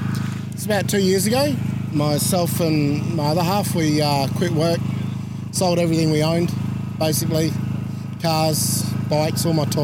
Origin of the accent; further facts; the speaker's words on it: Australia; I'm from up north, so I'm used to the heat.